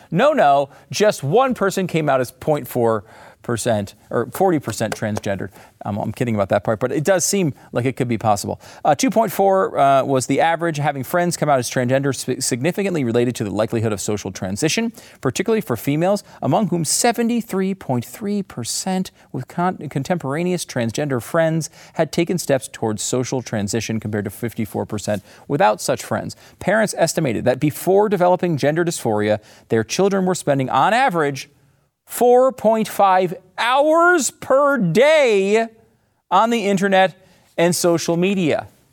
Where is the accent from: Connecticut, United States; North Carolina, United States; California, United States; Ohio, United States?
Connecticut, United States; also born or lived in New York; now in Texas, United States; I grew up in Connecticut